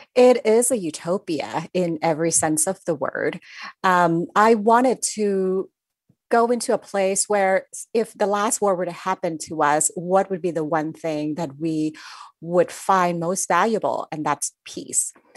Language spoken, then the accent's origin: English; Thailand; moved away; I grew up in Thailand